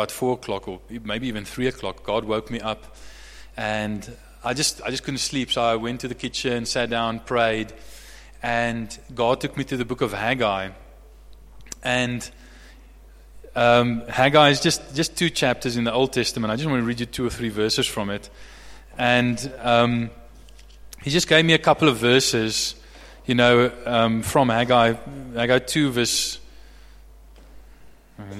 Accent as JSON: {"language": "English", "town": "Bloemfontein", "region": "Free State", "country": "South Africa", "tie": "born or raised there", "also_born_or_lived": "Somerset West / Stellenbosch / Franschhoek", "moved": "yes", "lives_now": "Johannesburg, South Africa", "said": "I was raised in Bloemfontein"}